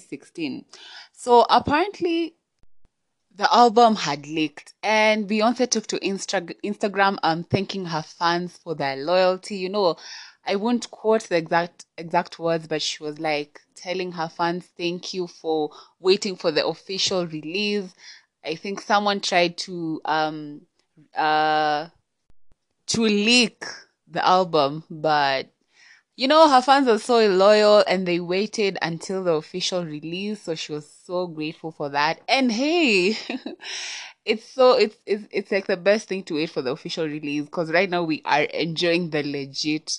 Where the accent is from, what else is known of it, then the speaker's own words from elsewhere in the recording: Kenya; I'm Kenyan, yeah, I'm Kenyan